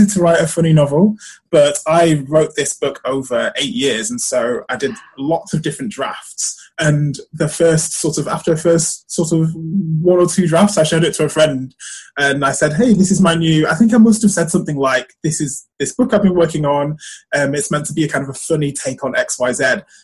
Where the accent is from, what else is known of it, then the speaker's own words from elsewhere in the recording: Manchester, North West England, United Kingdom; moved away as an adult; also born or lived in Cambridge; I grew up in Manchester, I went to University of the South in Cambridge